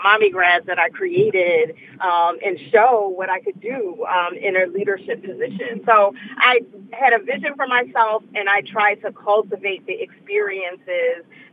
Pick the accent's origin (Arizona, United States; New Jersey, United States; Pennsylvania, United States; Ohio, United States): Pennsylvania, United States; Philadelphia; I was born in King Fessing, in the district that I represent right now